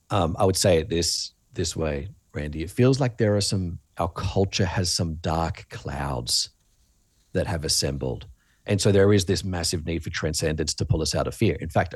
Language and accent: English; Australia; accent: Australian; you talked about my accent earlier, mm-hmm, Australia.